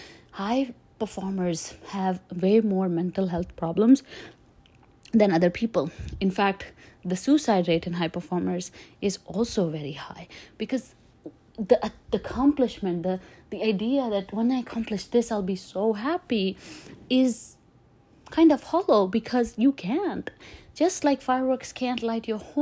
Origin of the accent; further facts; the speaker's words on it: India; moved away as an adult; now in United States; I grew up in India